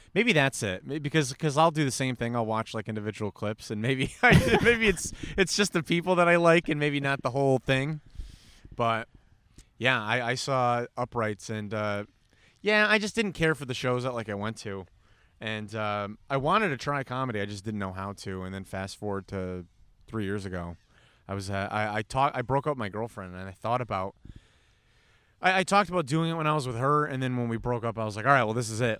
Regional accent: New York, United States; moved away; Originally from New York

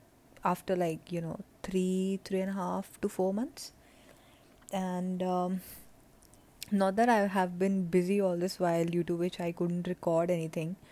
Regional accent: India; moved away as an adult; also born or lived in New Jersey, United States; Right now I'm in India, which is my home country, and I have come back.

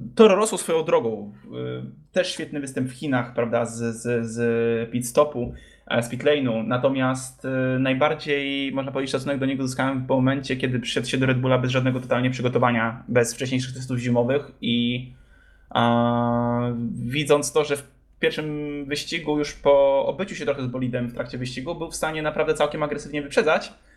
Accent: Poland; jesteśmy z Polski

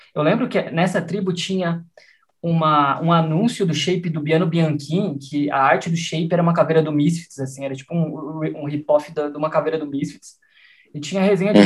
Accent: Piracicaba, São Paulo, Brazil; eu cresci em Piracicaba

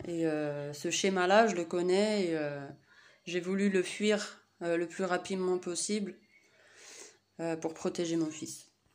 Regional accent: Saint-Denis, Île-de-France, France; Je suis née à Saint-Denis

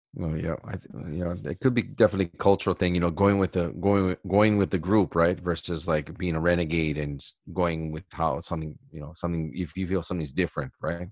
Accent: Hawaii, United States; moved away as an adult; now in Japan; for us people in Hawaii, uh, I guess we, we do have an Asian background

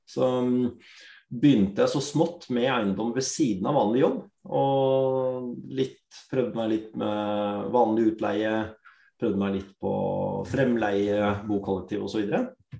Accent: Drammen, Buskerud, Norway; født og oppvokst i Drammen. Opprinnelig, opprinnelig fra India.

